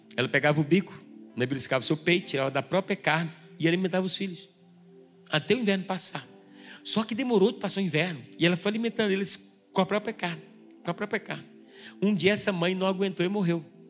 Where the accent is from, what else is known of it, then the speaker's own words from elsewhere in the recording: Bahia, Brazil; moved away; Eu vim da Bahia